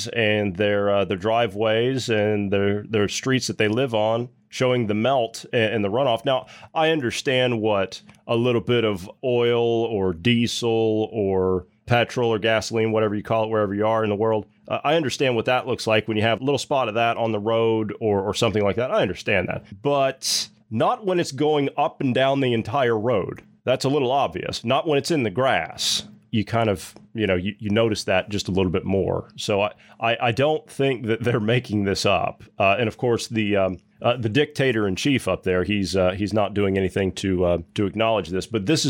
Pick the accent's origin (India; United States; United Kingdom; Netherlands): United States; Ohio; in my home state of Ohio, which, by the way, my hometown more than likely is probably going to get destroyed